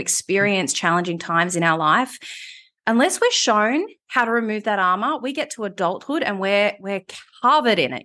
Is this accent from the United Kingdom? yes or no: no; Melbourne, Victoria, Australia; moved away as an adult; also born or lived in Sydney; I moved back to Melbourne, which was my hometown, having been in Sydney for eight years